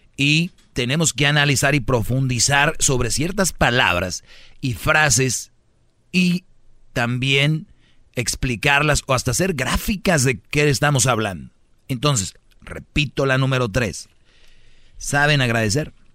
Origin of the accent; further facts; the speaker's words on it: Monterrey, Nuevo León, Mexico; Soy de Monterrey